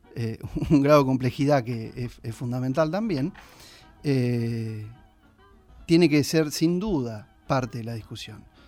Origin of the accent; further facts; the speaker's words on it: San Andrés de Giles, Buenos Aires Province, Argentina; como gilenses, como argentinos